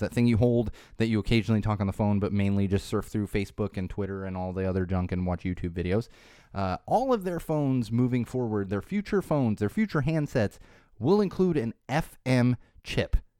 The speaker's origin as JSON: {"language": "English", "region": "Florida", "country": "United States", "tie": "born or raised there", "said": "I was born in Florida"}